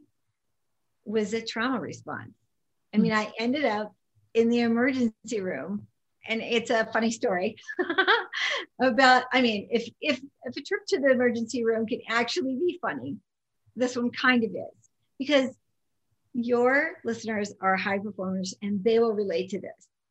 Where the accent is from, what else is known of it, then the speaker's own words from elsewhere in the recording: Las Vegas, Nevada, United States; also born or lived in California; growing up in Vegas